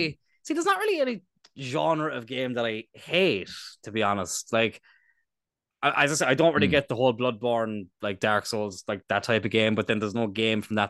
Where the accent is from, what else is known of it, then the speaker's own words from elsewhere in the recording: East Cork, Munster, Ireland; we're from East Cork